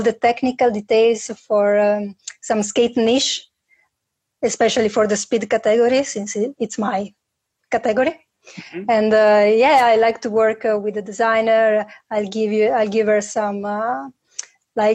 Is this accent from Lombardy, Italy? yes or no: yes; Milan, Lombardy, Italy; English is a second language; I've been my whole life in Milano.